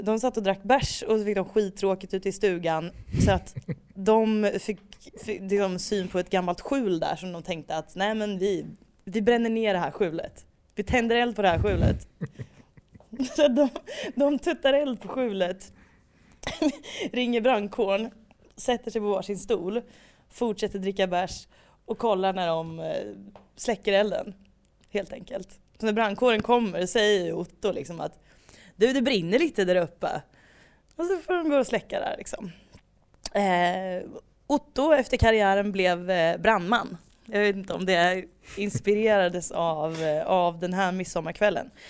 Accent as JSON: {"language": "Swedish", "town": "Degerfors", "region": "Örebro County", "country": "Sweden", "tie": "born or raised there", "said": "vi växte upp i Degerfors"}